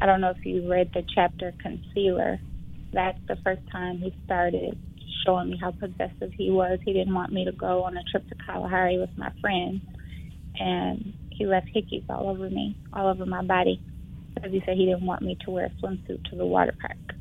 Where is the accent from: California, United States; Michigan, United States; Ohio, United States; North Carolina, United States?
Michigan, United States; Flint; moved away as an adult; also born or lived in Detroit, Michigan; I am from Flint, Michigan. I moved to Detroit in 2007 to go to Wayne State